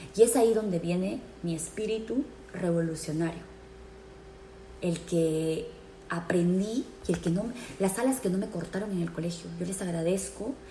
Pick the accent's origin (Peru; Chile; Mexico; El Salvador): Peru; moved away; nosotros como peruanos